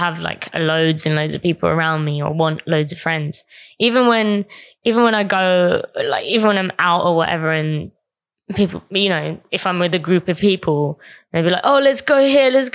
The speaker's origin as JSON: {"language": "English", "town": "Croydon", "region": "London", "country": "United Kingdom", "tie": "born or raised there", "said": "I grew up in South London and grew up in Croydon around not many Asians."}